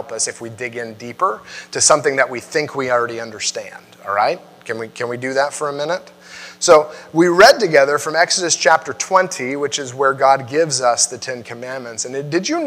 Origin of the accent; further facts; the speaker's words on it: United States; I like being an American